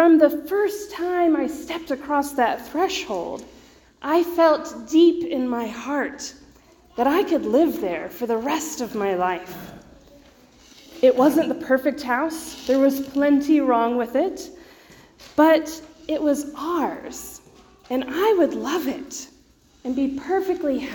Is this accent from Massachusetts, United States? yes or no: no; Georgia, United States; moved away as an adult; also born or lived in Waco, Texas; now in Texas, United States; My parents still live in the same house I grew up in Georgia